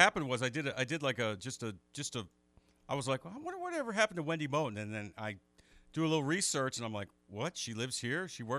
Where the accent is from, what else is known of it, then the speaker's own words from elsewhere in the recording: Northeast, United States; Yeah, I was born and raised in the Northeast, and so those winters can be brutal.